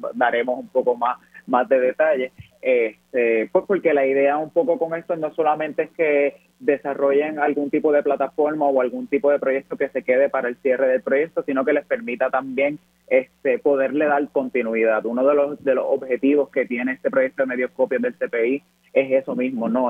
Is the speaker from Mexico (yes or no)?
no; Puerto Rico; como puertorriqueños y puertorriqueñas aprendemos